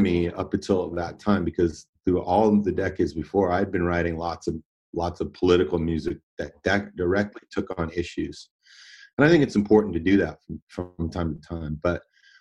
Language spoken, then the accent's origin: English; Davis, California, United States; also born or lived in Oakland, California; I was born in Oakland, but I grew up in Davis, California, and it's a small university town